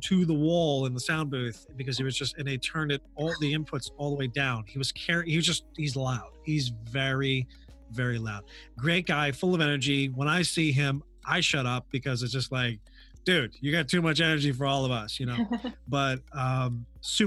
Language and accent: English; Hudson Valley, New York, United States; moved away